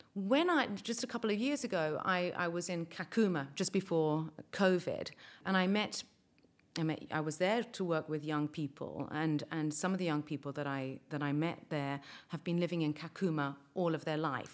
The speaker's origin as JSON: {"language": "English", "country": "Malta", "said": "we, as Maltese, I'm speaking as a Maltese person now"}